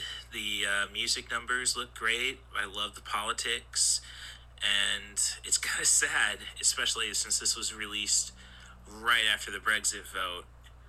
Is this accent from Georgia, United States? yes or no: no; Morton, Illinois, United States; growing up in Morton, Illinois, you live a quiet life, especially when you're well off